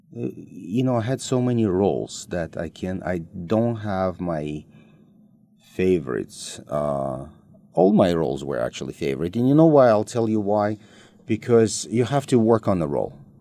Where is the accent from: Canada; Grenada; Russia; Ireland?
Russia; moved away as an adult; also born or lived in United States; we were growing up in Soviet Union